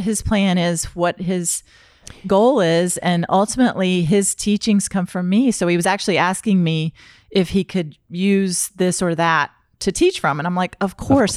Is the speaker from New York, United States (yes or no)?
no; North Carolina, United States; accent: southern; moved away as an adult; now in Florida, United States; i am from north carolina and I lived there my entire life until I came to Florida